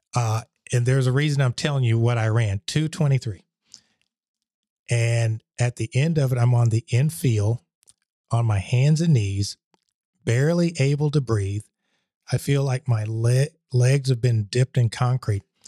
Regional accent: Columbus, Georgia, United States; moved away; also born or lived in Germany; I was at Marshall Junior High School, which is, uh, in Columbus, Georgia

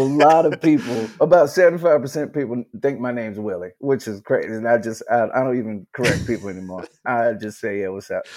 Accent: Charleston, South Carolina, United States; I'm from Charleston, South Carolina

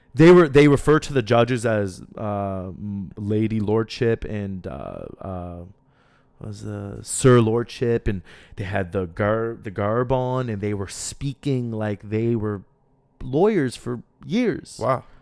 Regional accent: Halifax, Nova Scotia, Canada; also born or lived in Lebanon; I'm from Halifax. You know, I'm also from Lebanon. I'm from both, but I'm also very much Haligonian

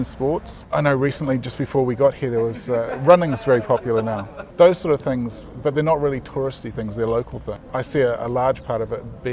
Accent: New Zealand; Being a Kiwi, we very much have our own way about us

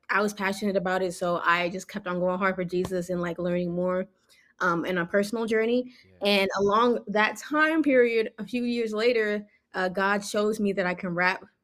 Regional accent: Nigeria; now in United States; Yeah, so Wande, well, I'm actually Nigerian, so hey, Africa, Um, we pulled up to America.

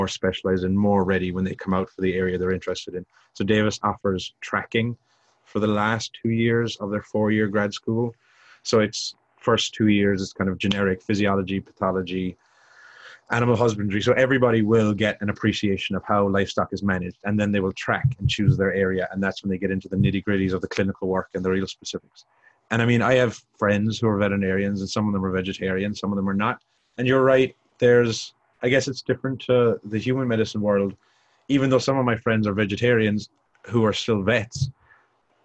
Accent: Ireland; moved away as an adult; coming from Ireland, because it's a small, small country.

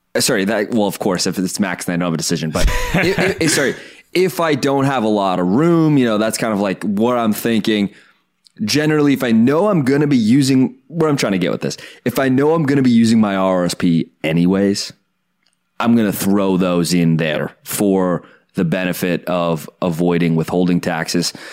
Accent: Canada; as a Canadian

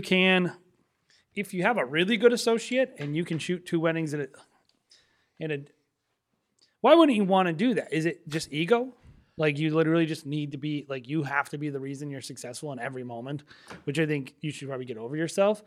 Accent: New England, United States; we're from New England

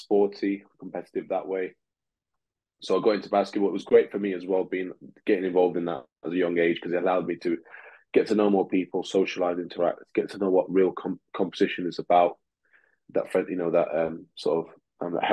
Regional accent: England, United Kingdom; first language Russian; English is a second language; also born or lived in Moscow, Russia; my dad then decided, and mom decided then to move to England, basically to seek for a better life. And obviously, being a child, I just tagged along, and I had a new life here in the UK, starting again at 7

